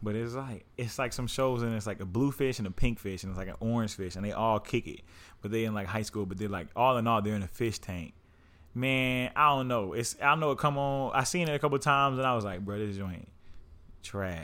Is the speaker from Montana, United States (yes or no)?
no; Oklahoma, United States; I'm from the Southwest